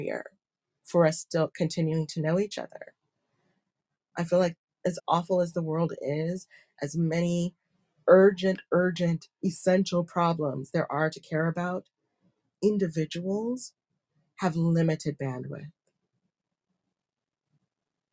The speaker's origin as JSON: {"language": "English", "country": "United States", "tie": "born or raised there", "moved": "yes", "said": "growing up in America"}